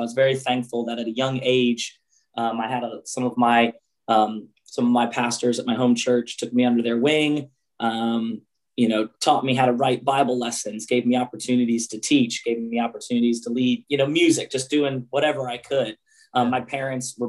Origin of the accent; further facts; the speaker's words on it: United States; moved away; I was raised about 45 minutes south of Philadelphia